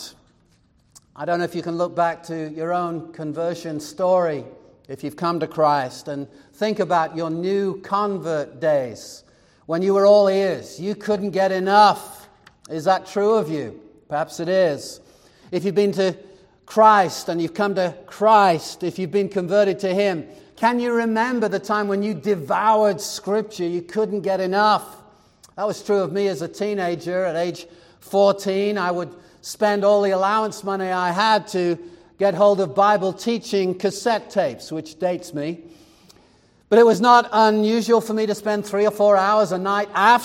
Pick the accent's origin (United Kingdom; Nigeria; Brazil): United Kingdom; England; now in Arizona, United States; Growing up in England, the nearest country was France, maybe Belgium, but you either were going to learn French or German